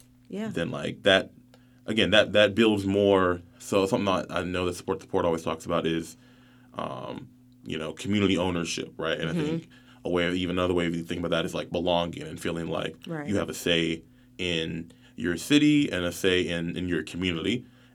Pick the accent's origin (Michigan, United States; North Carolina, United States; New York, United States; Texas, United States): North Carolina, United States; But I grew up even on the Seabreeze area of town, in the Ogden area, so near like Parkwood and Weaver Acres.